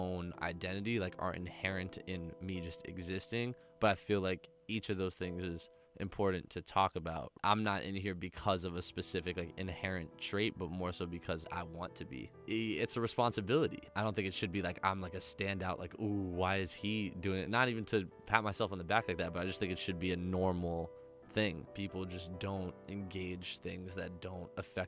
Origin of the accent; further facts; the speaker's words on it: New York City, New York, United States; I'm born and raised in New York City.